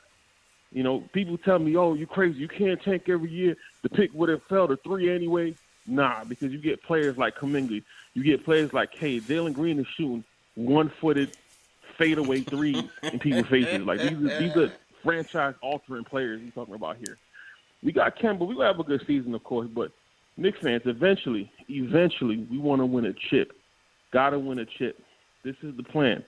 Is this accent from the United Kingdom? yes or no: no; Jamaica; now in Florida, United States; I'm Jamaican.